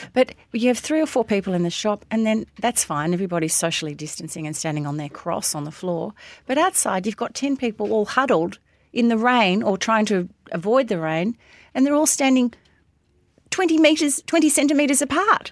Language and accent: English; Melbourne, Victoria, Australia; when I was a kid growing up in Hampton and Sandringham